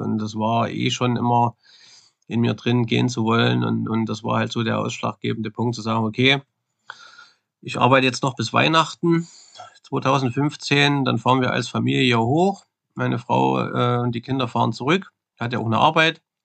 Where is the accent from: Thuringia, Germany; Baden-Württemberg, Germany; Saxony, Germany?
Thuringia, Germany; East; accent: Thuringian dialect; moved away as an adult; also born or lived in Swedish Lapland; now in Sweden; Ich bin da geboren in Ostthüringen, man hört's ja vom Dialekt mit Sicherheit